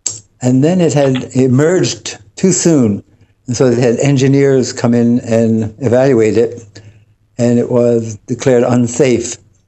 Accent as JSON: {"language": "English", "town": "Yonkers", "region": "New York", "country": "United States", "tie": "born or raised there"}